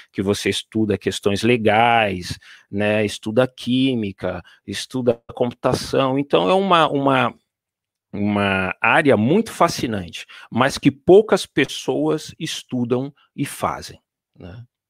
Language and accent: Portuguese; Brazil; moved away as an adult; now in Paris, France; como brasileiro